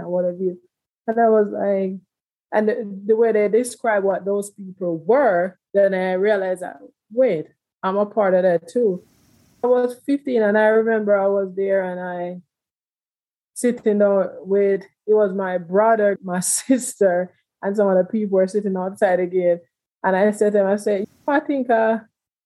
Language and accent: English; Jamaica; moved away as an adult; also born or lived in Houston, Texas / DMV area; now in United States; I'm originally from Jamaica, and I'm the last child of six. I grew up in a very big family. I came out at the age of 15 in Jamaica